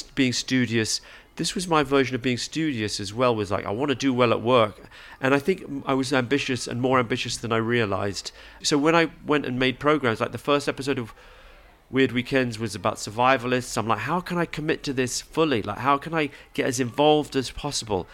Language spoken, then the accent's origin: English; England, United Kingdom; I grew up in England, so I support England